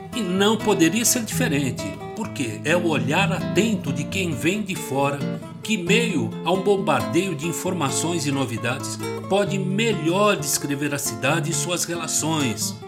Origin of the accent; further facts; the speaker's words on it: São Paulo, Brazil; minha juventude em São Paulo, cidade que eu amo, cresci